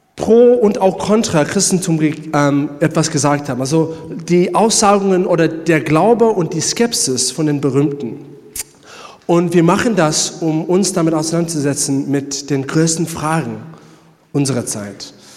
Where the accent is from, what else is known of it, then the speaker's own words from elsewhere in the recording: South Africa; German is a second language; moved away; Ich komme selber aus Südafrika